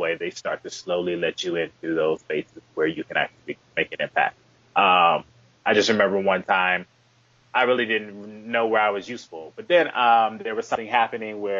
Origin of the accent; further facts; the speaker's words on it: Chicago, Illinois, United States; also born or lived in New Orleans; I'm from the south suburbs of Chicago.